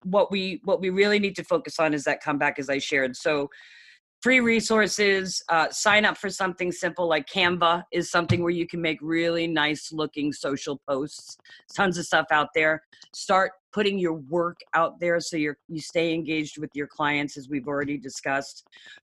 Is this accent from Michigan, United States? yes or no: no; New York, United States; moved away; But I'm from New York originally, and I live in Northern.